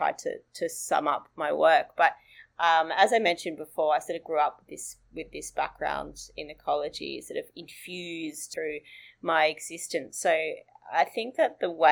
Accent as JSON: {"language": "English", "region": "northern New South Wales", "country": "Australia", "tie": "born or raised there", "moved": "yes", "lives_now": "Sydney, Australia", "said": "that's up in northern New South Wales, where I grew up"}